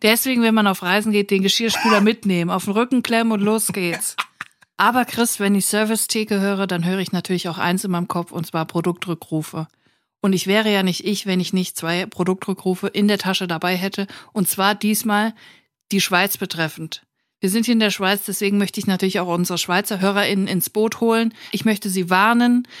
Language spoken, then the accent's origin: German; Germany; Ich bin Deutsche